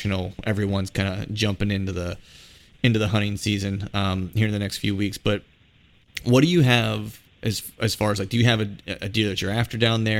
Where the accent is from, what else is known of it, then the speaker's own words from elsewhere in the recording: Pennsylvania, United States; I grew up not too far from West Virginia, in Pennsylvania